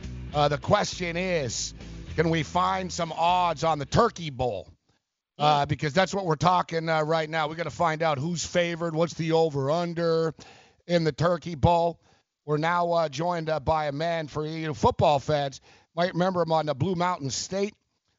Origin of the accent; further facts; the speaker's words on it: Montreal, Quebec, Canada; Growing up, I grew up in Montreal